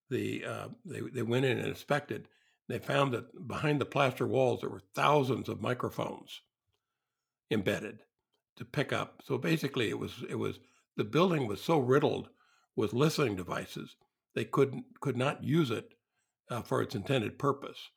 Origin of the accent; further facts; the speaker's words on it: Ireland; I'm, I'm Irish.